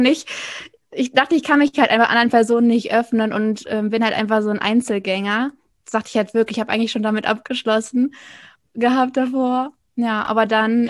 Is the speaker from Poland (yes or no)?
no; Rhineland-Palatinate, Germany; moved away as an adult; also born or lived in North Sea coast; ursprünglich komme ich aus der Pfalz, dann war ich an der Nordsee